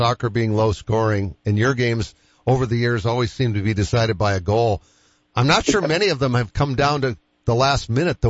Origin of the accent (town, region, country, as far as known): Boston, Massachusetts, United States; born or raised there